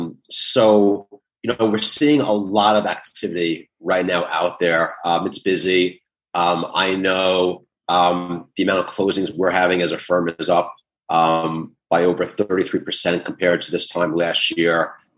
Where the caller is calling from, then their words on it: New York City, New York, United States; I am in the Big Apple, New York City.